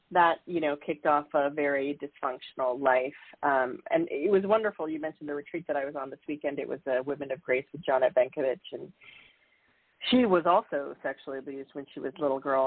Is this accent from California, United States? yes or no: yes; San Diego, California, United States; I grew up in California in San Diego